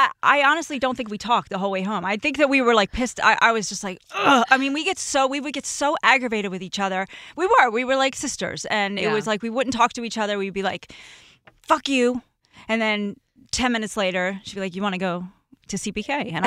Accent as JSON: {"language": "English", "region": "New Jersey", "country": "United States", "said": "The way, we're both from Jersey."}